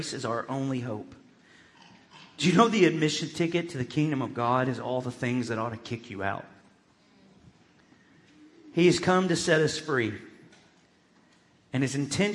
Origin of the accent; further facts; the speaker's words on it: Arkansas, United States; growing up in Churches of Christ in Arkansas, I grew up in what I would consider a truth culture